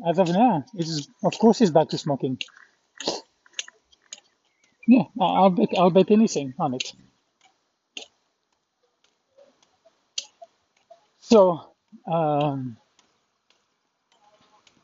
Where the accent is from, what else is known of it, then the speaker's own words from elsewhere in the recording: France; moved away as an adult; also born or lived in Kerrville, Texas, United States; I had to go back to France